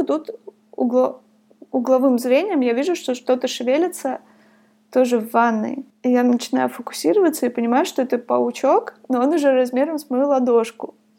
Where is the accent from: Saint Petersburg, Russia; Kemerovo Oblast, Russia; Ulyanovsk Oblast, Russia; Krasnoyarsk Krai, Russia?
Krasnoyarsk Krai, Russia; Divnogorsk; moved away as an adult; now in Thailand; Я жила в Красноярске. Я родилась в Дальногорске. Это очень маленький город рядом с Красноярском.